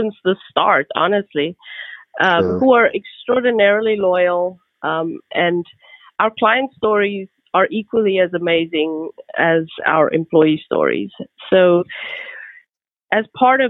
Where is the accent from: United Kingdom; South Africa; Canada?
South Africa; now in United States; I'm from South Africa.